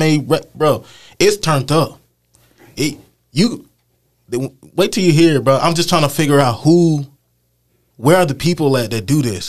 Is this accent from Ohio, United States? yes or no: no; Bakersfield, California, United States; I'm from Bakersfield